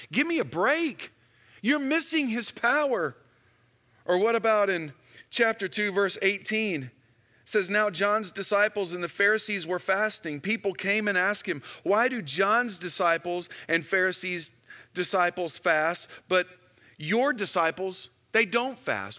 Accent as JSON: {"language": "English", "town": "Houston", "region": "Texas", "country": "United States", "tie": "born or raised there", "said": "When I was in high school, I grew up in Houston, Texas"}